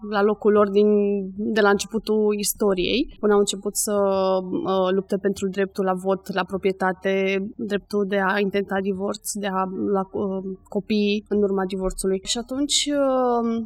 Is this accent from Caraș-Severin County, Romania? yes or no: no; Bucharest, Romania; eu sunt din București